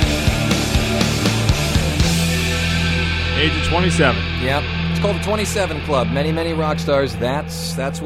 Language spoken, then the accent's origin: English; Cleveland, Ohio, United States; now in New Orleans, United States; I live now in New Orleans. I'm from Cleveland. I don't get a Southern accent now